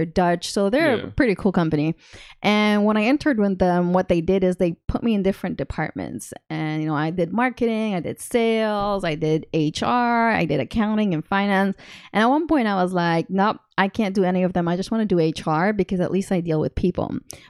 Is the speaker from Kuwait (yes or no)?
yes; Kuwait; also born or lived in London / Montreal, Canada / Dubai; So I was born in Kuwait.